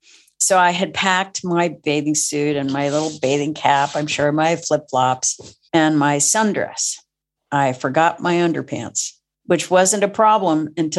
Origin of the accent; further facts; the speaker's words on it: Tokyo, Japan; And I grew up in Tokyo. So family was a member of the Tokyo American Club, where I would go.